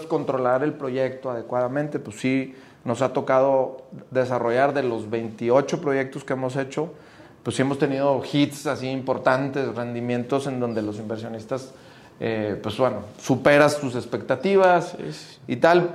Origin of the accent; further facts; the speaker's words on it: Monterrey, Nuevo León, Mexico; somos como regios